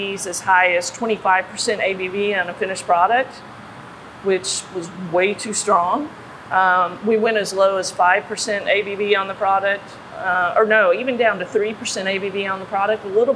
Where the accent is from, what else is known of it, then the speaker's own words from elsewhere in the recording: Kentucky, United States; moved away as an adult; now in South Carolina, United States; being from Kentucky, we're known for three things: bourbon, basketball, and horse racing. And I'm a fan of all three. Growing up in Kentucky